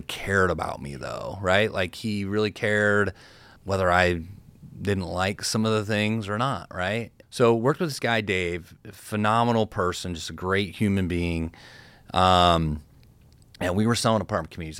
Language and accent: English; Cincinnati, Ohio, United States; I've got a big network from growing up in Cincinnati